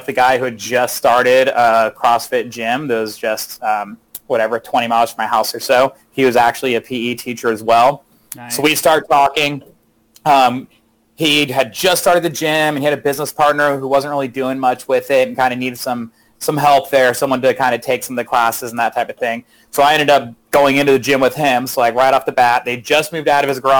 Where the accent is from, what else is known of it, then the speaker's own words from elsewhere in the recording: Manteca, California, United States; also born or lived in Modesto; now in Ripon, United States; I actually grew up in Manteca